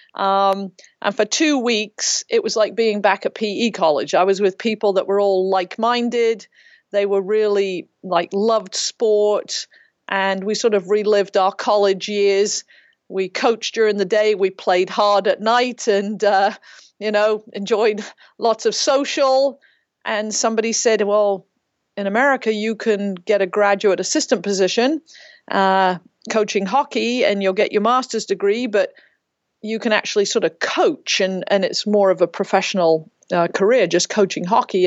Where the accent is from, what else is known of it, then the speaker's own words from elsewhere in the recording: Ferndown, Dorset, South West England, United Kingdom; also born or lived in Reading; now in United States; I grew up in Ferndale in Dorset